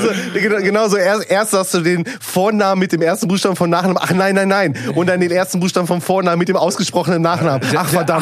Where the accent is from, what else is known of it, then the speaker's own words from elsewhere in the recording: Duisburg, North Rhine-Westphalia, Germany; ich als gebürtiger Duisburger